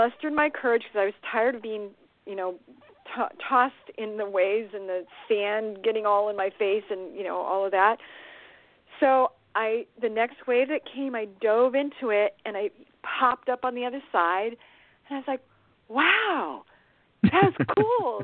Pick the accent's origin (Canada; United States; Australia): United States; Southern California; moved away as an adult; now in Northern California, United States; I grew up in Southern California.